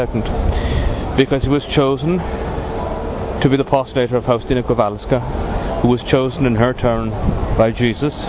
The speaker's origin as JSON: {"language": "English", "town": "Dublin", "region": "Leinster", "country": "Ireland", "tie": "born or raised there", "moved": "yes", "lives_now": "Cuenca, Spain", "said": "I'm an Irish priest. I was born in Dublin, but I'm working in the Diocese of Cuenca, Spain"}